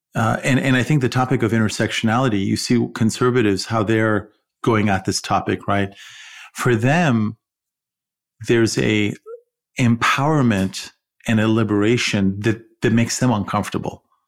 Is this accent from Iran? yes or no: yes; Iran; also born or lived in California; now in United States; someone say, "Where are you from?" And I'd say, "Iran."